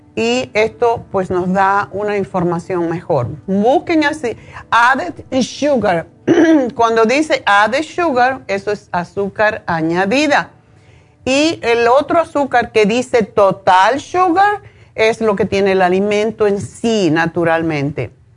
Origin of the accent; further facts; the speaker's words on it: Cuba; yo soy cubana